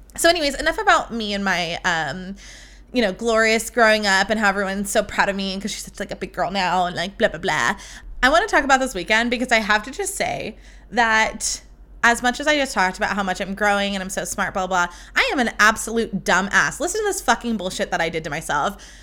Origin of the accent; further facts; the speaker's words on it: California, United States; I am from California